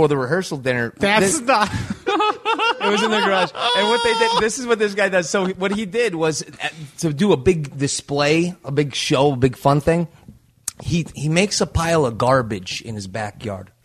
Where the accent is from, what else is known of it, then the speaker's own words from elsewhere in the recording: Williamstown, United States; moved away; I grew up in Williamstown